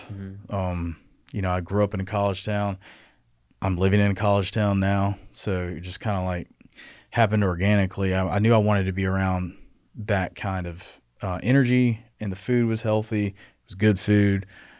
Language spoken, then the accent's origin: English; Athens, United States; So I'm from Athens, right outside of Athens, actually.